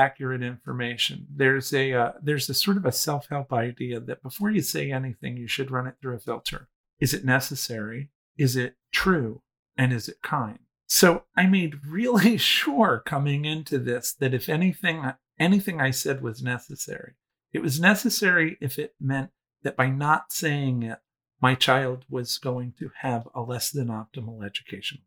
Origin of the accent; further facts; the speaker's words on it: East Coast, United States; also born or lived in Manhattan; I'm 50, I was raised on the East Coast.